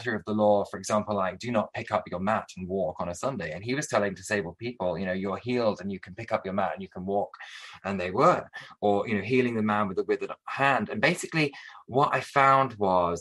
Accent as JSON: {"language": "English", "town": "Buxton", "region": "East Midlands", "country": "United Kingdom", "tie": "born or raised there", "moved": "yes", "said": "I went back to Buxton, to my hometown"}